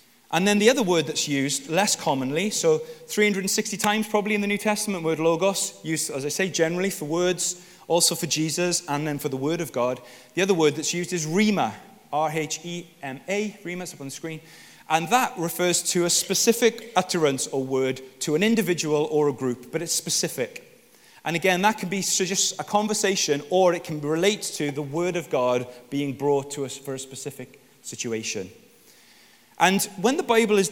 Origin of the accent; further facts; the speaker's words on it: Wales, United Kingdom; I'm Welsh